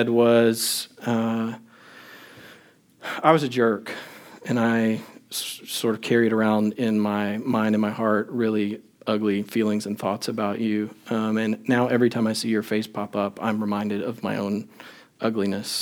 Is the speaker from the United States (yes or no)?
yes; Longview, Texas, United States; also born or lived in Crane, Texas; I was in seventh grade, the middle of seventh grade, we moved from Longview, Texas, in East Texas, to Crane, Texas, in West Texas